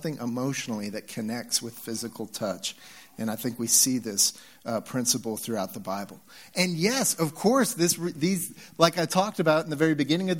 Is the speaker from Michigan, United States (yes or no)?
no; Nebraska, United States; also born or lived in Texas; now in Utah, United States; we're in Utah. I came from Texas, of course, and spent some time there. And when I grew up in Nebraska, yeah, no NASCAR fans